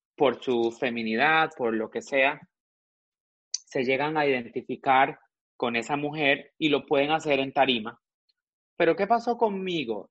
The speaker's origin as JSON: {"language": "Spanish", "country": "Costa Rica", "tie": "born or raised there", "moved": "yes", "lives_now": "Miami, United States", "said": "Yo nací en Costa Rica, nací en Costa Rica en 1978"}